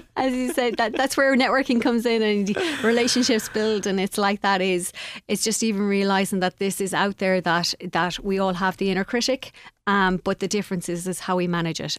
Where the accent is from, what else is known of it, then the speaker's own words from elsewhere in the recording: Castlegar, Connacht, Ireland; I'm from, uh, Castlegar.